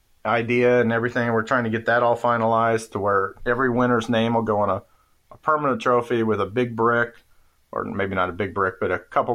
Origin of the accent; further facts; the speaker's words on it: Speedway, Indiana, United States; growing up in Speedway around the track